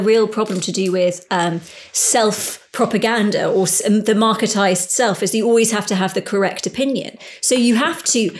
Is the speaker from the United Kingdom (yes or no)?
yes; United Kingdom; I am a British person, although it's hard to say how British I feel. And I spent most of my life not in, say, England, even though I sound like I'm English, whatever.